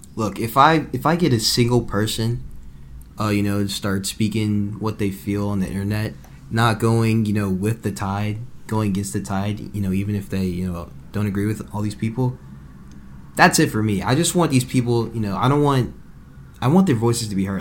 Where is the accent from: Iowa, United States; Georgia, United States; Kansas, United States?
Georgia, United States; Atlanta; I'm from Atlanta. I grew up in Atlanta. I'm born in Atlanta